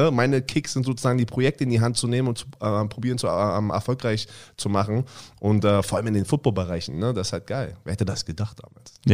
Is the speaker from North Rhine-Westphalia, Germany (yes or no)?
no; Berlin, Germany; Ich bin gerade bei mir äh, vorbeigefahren, wo ich aufgewachsen bin.